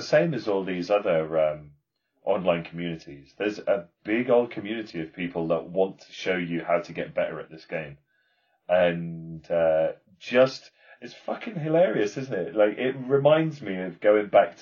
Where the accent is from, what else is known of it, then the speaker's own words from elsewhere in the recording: United Kingdom; I'm British. I'm gonna embrace my Britishness